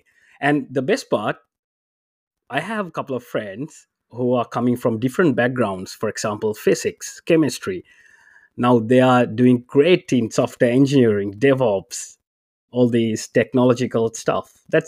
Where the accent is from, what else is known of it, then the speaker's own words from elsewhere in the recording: Sri Lanka; English is a second language; moved away; my high studies I studied in English, but I'm coming from Sri Lanka originally, so I know two languages, which is Sinhalese and Tamil, and English is the third language.